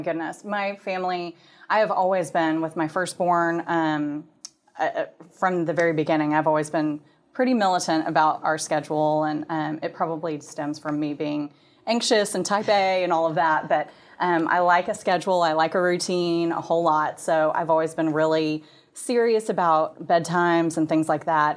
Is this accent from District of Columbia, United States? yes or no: no; Plano, Texas, United States; I am from the Dallas area. I grew up in Plano